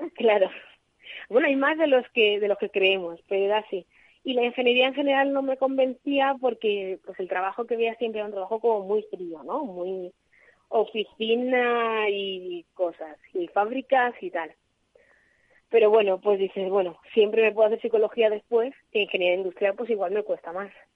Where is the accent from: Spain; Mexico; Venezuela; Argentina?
Spain; Madrid, Community of Madrid; moved away as an adult; now in Alicante, Spain; yo soy de Madrid y me vine aquí a trabajar